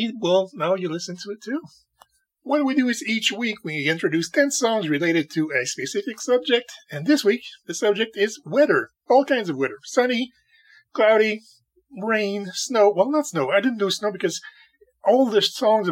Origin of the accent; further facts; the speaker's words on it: Canada; When I was a kid, in the 1980s, I used to play hockey a lot because, God damn it, I'm a Canadian.